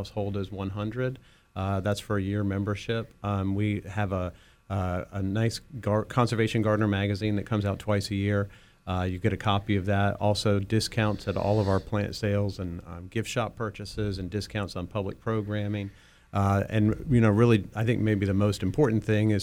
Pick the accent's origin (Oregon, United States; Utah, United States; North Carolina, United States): North Carolina, United States; Oriental; born or raised there; moved away